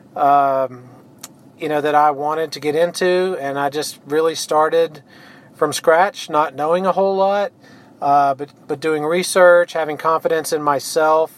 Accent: Longview, Texas, United States; also born or lived in Cypress, Texas / Sealy, Texas; now in Brenham, United States; I grew up in Longview, Texas, so a small town in East Texas.

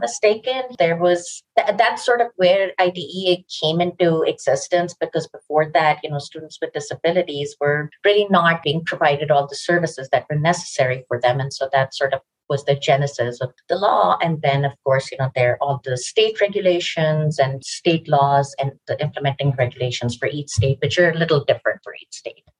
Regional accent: Pakistan; also born or lived in New York, United States / India (family origin); now in Westchester, United States; my family is originally from India. I grew up in Pakistan. I came to the US in 1992

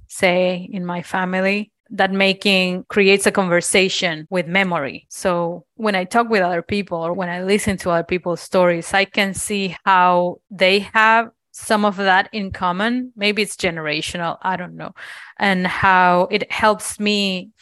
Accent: Argentina; now in Cincinnati, United States; I am from Argentina

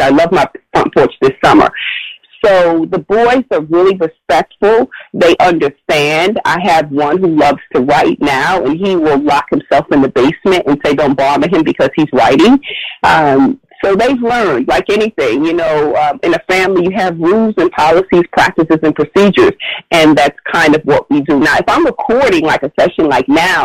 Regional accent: New York City, New York, United States; Growing up in Brooklyn, you know, our apartments weren't large or long or big or anything

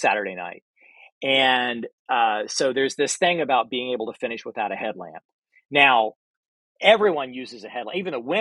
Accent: Florida, United States; I'm from Florida

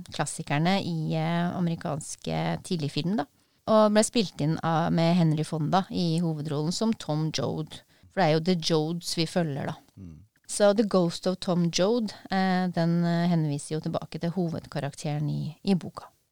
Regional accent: Porsgrunn, Telemark, Norway; jeg er fra Brevik i Porsgrunn

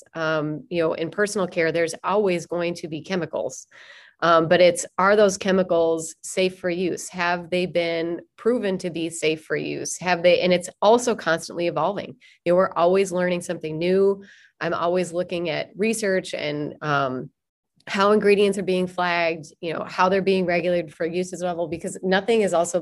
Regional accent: Minnesota, United States; accent: Minnesotan; my Minnesotan accent

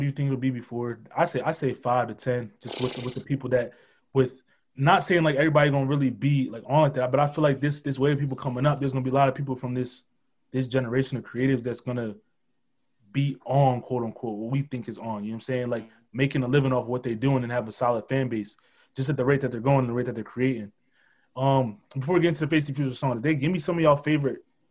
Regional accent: New Jersey, United States; I'm from South Jersey

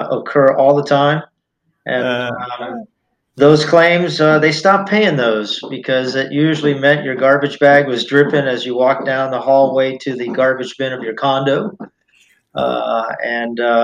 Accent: Miami, Florida, United States; I was raised in Miami

